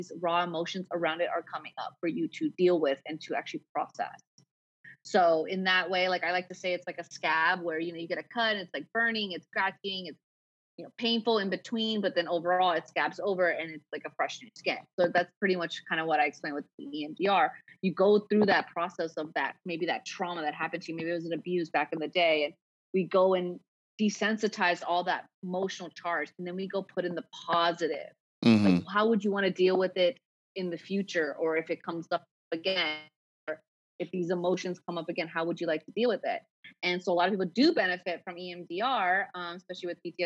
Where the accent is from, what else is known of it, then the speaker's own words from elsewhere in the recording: United States; also born or lived in Punjab (ancestry); now in San Diego, United States; I'm Punjabi, so I'm Indian, American born.